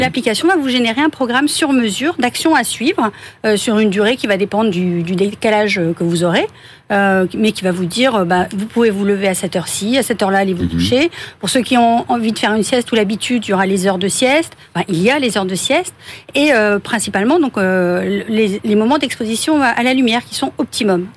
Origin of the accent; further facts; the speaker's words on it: Brest, Brittany, France; moved away as an adult; also born or lived in Toulouse / Paris; je suis née à Brest